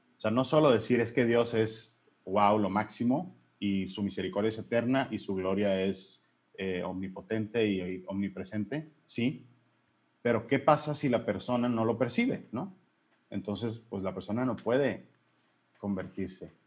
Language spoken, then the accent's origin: Spanish; Hermosillo, Sonora, Mexico; soy Hermosillo Sonora, legionario de Cristo